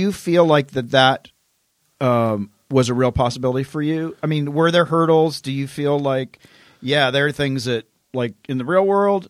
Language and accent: English; Tennessee, United States; I'm from Tennessee.